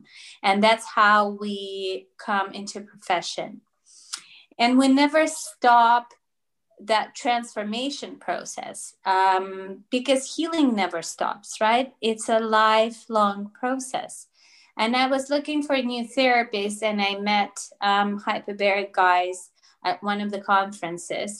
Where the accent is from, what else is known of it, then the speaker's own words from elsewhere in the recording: Russia; first language Russian; English is a second language; also born or lived in Toronto, Canada; now in Spain; I speak Russian because I was born in Russia and that's my first language